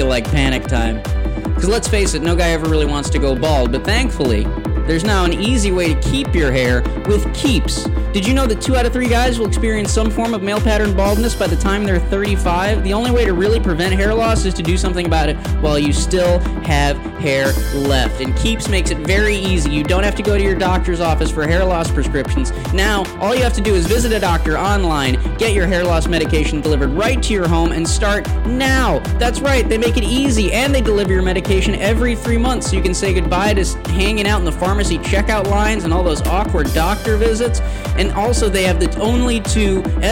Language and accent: English; Chicago, Illinois, United States; we're not a docks town. We're trucks and Teamsters.